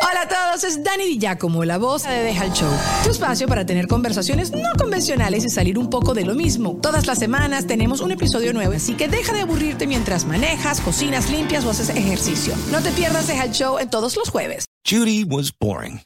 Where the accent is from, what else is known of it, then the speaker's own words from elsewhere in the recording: Mexico; soy un mexicano, mexicane, ¿Mm? común